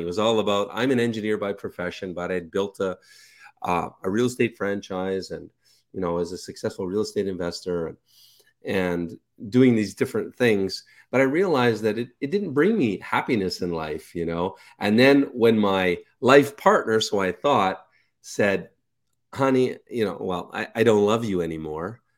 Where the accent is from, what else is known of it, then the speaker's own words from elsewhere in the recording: Canada; moved away as an adult; also born or lived in Ukraine / Kelowna, British Columbia; I'm Canadian